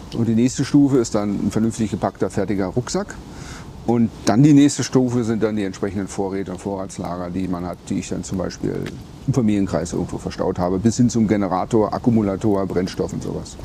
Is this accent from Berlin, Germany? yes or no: yes; Berlin, Germany; Ich bin ein Berliner, bin früher äh, über die Straße gegangen als Jugendlicher